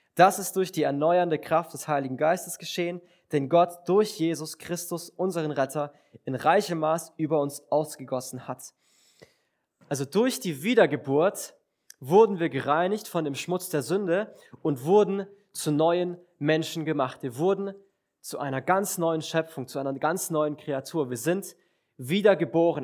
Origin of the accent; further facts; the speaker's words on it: Villingen-Schwenningen, Baden-Württemberg, Germany; ich komme aus Villingen